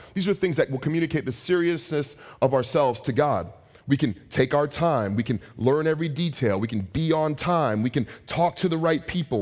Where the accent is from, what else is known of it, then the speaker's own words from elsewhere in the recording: San Francisco Bay Area, California, United States; I'm from the Bay Area